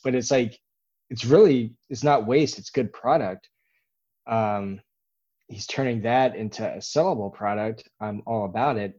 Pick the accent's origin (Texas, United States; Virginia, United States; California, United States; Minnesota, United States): Texas, United States; Dallas; now in Austin, United States; we grew up in Dallas. My wife and I both did